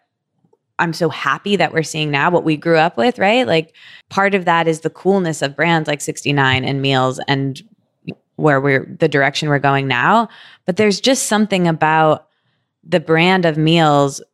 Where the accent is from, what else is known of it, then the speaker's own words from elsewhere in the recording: Michigan, United States; I'm from Michigan where we don't have Carl's Jr.